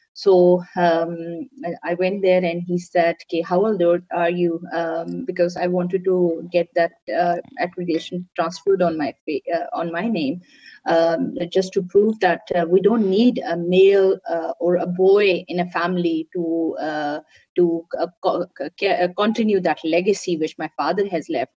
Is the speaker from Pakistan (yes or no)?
yes; Pakistan; i'm pakistani